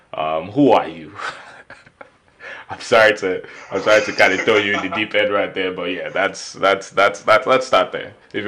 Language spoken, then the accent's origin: English; Nigeria; I'm Nigerian, quote unquote.